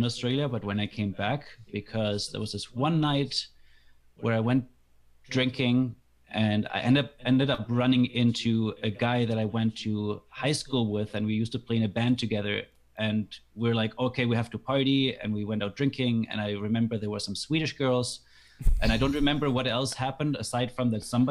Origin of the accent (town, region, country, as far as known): Germany; English is a second language; moved away as an adult; now in Canada